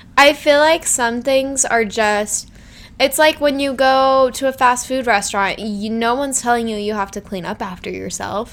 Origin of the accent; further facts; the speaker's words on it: Salt Lake City, Utah, United States; I'm from Salt Lake